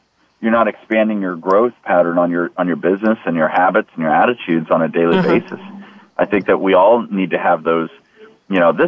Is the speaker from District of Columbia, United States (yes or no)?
yes; Washington, District of Columbia, United States; I grew up in Washington, D.C. area.